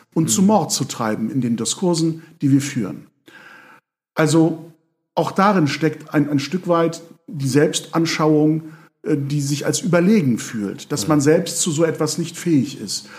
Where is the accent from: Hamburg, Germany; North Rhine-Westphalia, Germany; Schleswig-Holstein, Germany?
Schleswig-Holstein, Germany; Lübeck; in Lübeck, äh, meiner Heimatstadt